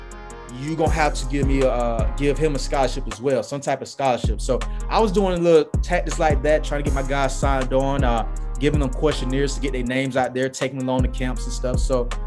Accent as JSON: {"language": "English", "town": "Raleigh", "region": "North Carolina", "country": "United States", "tie": "born or raised there", "said": "I grew up in Raleigh, right on Kissimmee Street."}